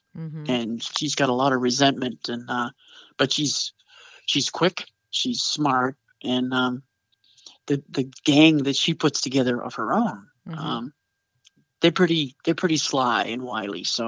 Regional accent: Boston, Massachusetts, United States; I grew up in Boston

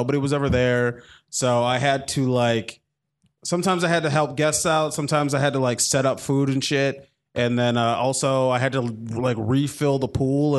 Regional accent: Minnesota, United States; I'm from Minnesota.

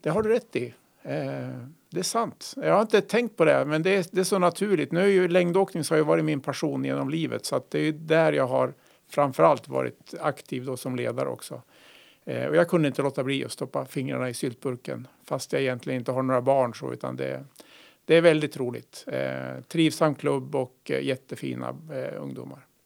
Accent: Malmköping, Södermanland, Sweden; moved away as an adult; also born or lived in Umeå / Pajala / Orsa, Dalarna; Sörmland, Malmköping, eh, hjärtat av Sörmland tre mil söder om Eskilstuna.

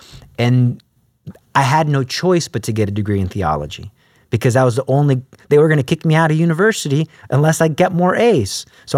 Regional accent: Alief, Texas, United States; Because I came from Alief, so that's like a lower income school.

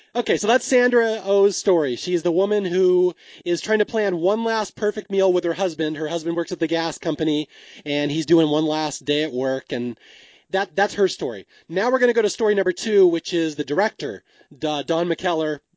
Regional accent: Seattle, Washington, United States; I'm from Seattle

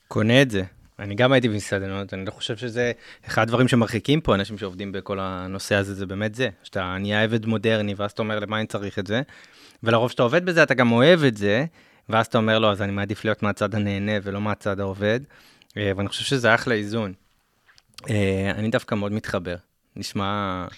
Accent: Israel; בתור ישראלים

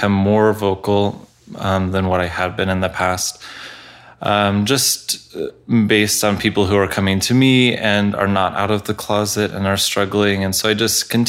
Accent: Colorado, United States; I grew up in Colorado

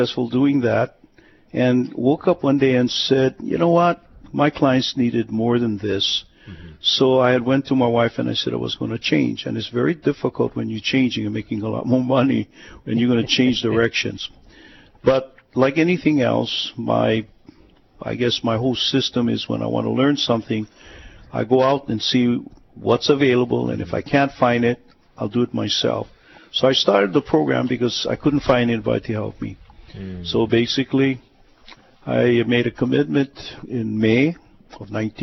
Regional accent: Honolulu, Hawaii, United States; I was born in Hawaii, in Oahu, went to McKinley, went to school here, went to the mainland, came back

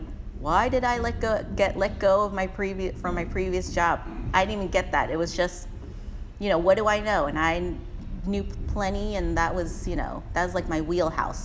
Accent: San Francisco, California, United States; Garson and I grew up in the Richmond

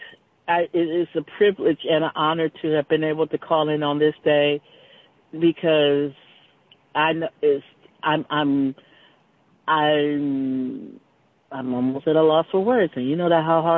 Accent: Los Angeles, California, United States; has lived in Los Angeles all of her life

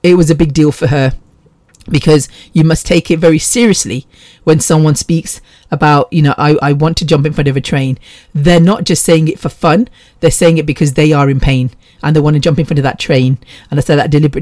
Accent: Bexleyheath, London, United Kingdom; I grew up with Ram in Bexley Heath

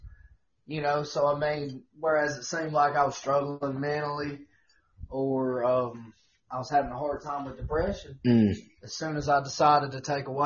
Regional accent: Alabama, United States; I'm from Alabama

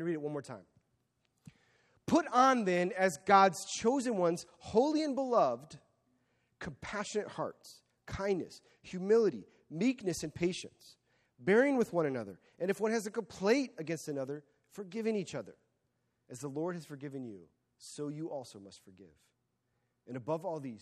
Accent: United States; I am an American

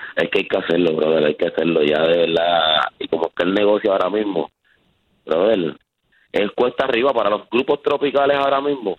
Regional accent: Canóvanas, Puerto Rico; Nosotros somos de Canóvana

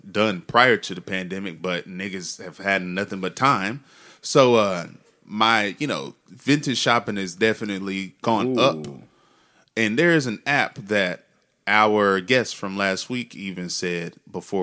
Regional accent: Texas, United States; I'm from Texas

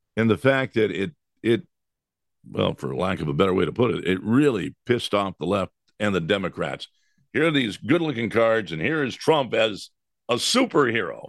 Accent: United States; we as American citizens

